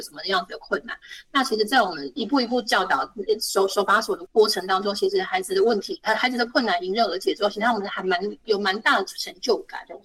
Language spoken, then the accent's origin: Chinese; Nantou County, Taiwan; now in Hsinchu, Taiwan; 我是南投人，我不是新竹人